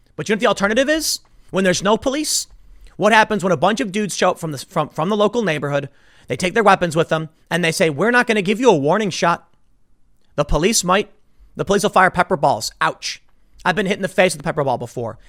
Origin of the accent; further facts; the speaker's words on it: Chicago, Illinois, United States; I grew up in Chicago. I lived on the South Side